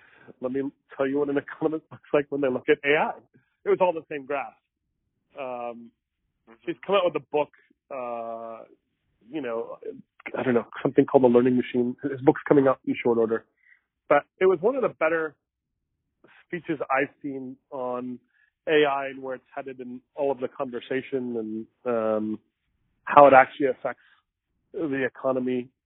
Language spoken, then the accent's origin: English; Mesa, Arizona, United States; I grew up in Mesa